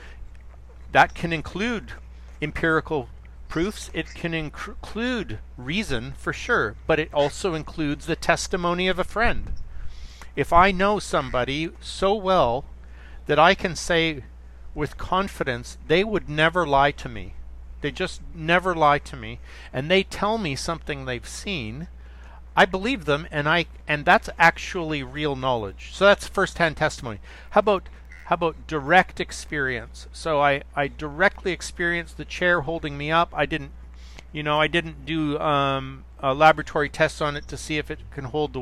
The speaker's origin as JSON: {"language": "English", "country": "Canada", "said": "I'm from Canada"}